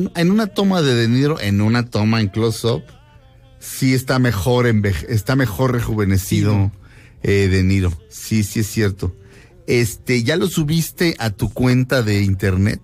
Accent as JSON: {"language": "Spanish", "country": "Mexico", "tie": "born or raised there", "said": "Aquí nací y aquí me muero."}